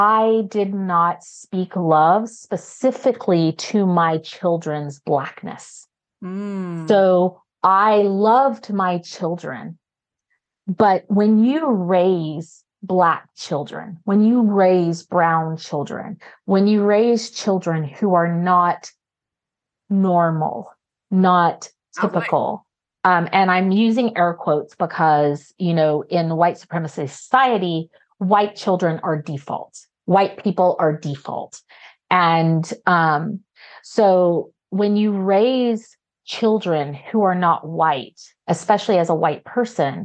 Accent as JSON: {"language": "English", "region": "Oklahoma", "country": "United States", "tie": "born or raised there", "also_born_or_lived": "Arkansas / Chicagoland, Illinois", "moved": "as an adult", "said": "I was born and raised in Oklahoma"}